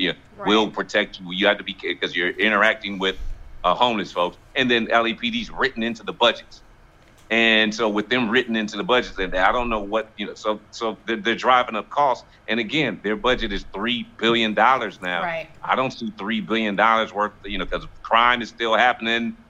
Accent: Los Angeles, California, United States; me being born and raised in South Central Los Angeles

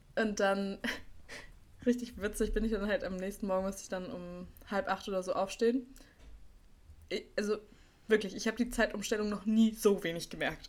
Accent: Berlin, Germany; ich bin auch in Berlin-Schöneberg zur Schule gegangen

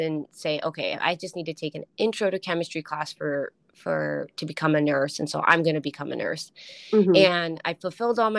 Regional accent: Duluth, Minnesota, United States; moved away as an adult; also born or lived in Colorado / Alaska; now in Seattle, United States; the hospital in my hometown in Duluth

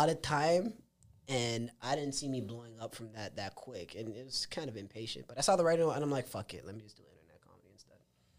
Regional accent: Mississauga, Ontario, Canada; So I'm like, fuck it. I'm from Saga. I'll do the Saga one first.

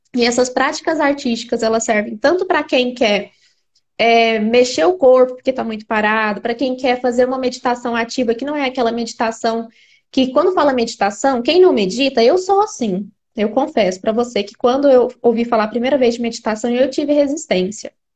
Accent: Uberlândia, Minas Gerais, Brazil; moved away; Nós somos de Uberlândia

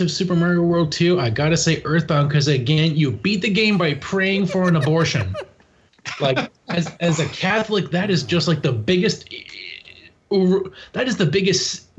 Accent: Canada; I'm Canadian

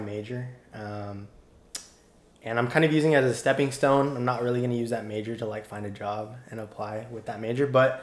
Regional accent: Temecula, California, United States; moved away as an adult; now in San Diego, United States; my hometown is in Temecula, California, which is about an hour north of campus.

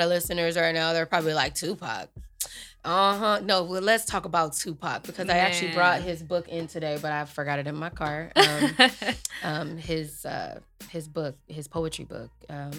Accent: Long Beach, California, United States; also born or lived in Compton, California; I'm a Compton baby. I grew up also in Long Beach.

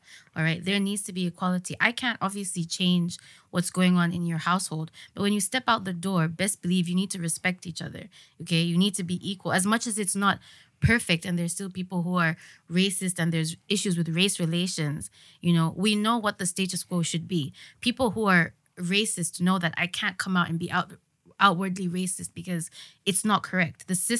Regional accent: Zambia; I'm Zambian first.

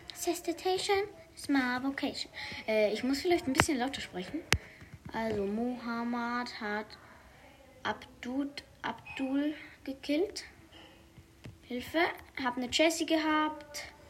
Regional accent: Switzerland; first language Swiss German; Ich komme aus der Schweiz, aber ich spreche nicht so. Ich spreche, ich spreche so. Also ich spreche zu Hause Schweizerdeutsch

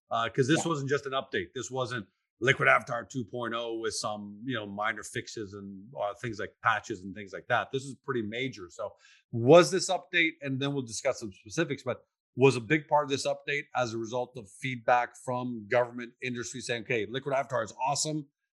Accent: Canada; people like me can't even get a passport right now. Right. And I'm a Canadian citizen, let alone refugees who are coming in.

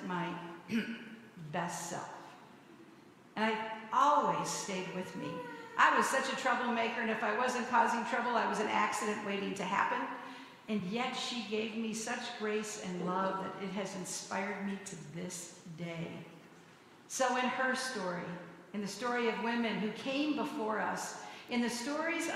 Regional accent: Hawaii, United States; I grew up in Hawaii, in missionaries

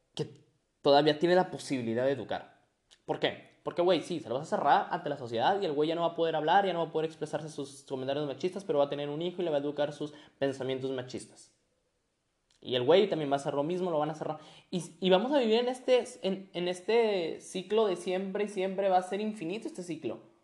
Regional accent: Monterrey, Nuevo León, Mexico; Soy regio. Soy regio, entonces, pues, por ende, ¿no? y mexicano, regio mexicano

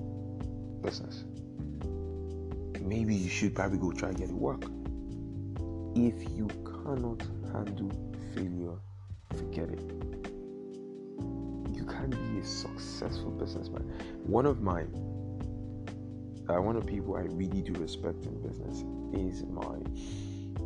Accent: Nigeria; being Nigerian

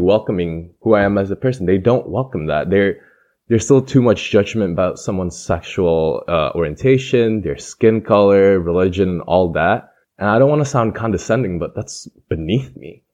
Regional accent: East Lansing, Michigan, United States; accent: Midwestern American; moved away; I have pretty much a Midwestern American accent because I'm from Midwestern Michigan

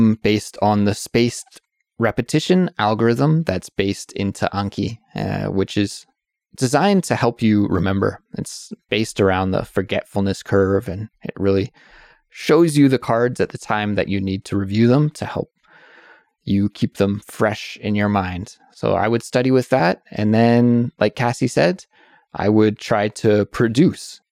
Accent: Kelowna, British Columbia, Canada; I would love to go back to Kelowna, my hometown

